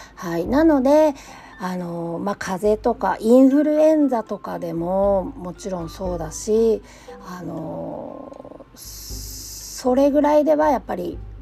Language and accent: Japanese; Japan; moved away as an adult; also born or lived in Southern California; now in California, United States; 日本で教育を受けてきた